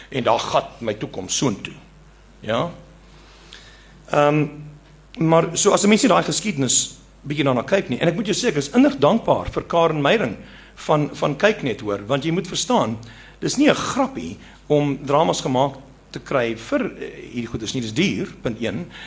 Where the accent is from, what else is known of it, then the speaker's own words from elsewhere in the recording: Eastern Cape, South Africa; first language Afrikaans; moved away; ek kom van die Oos-Kaap waar ek groot geword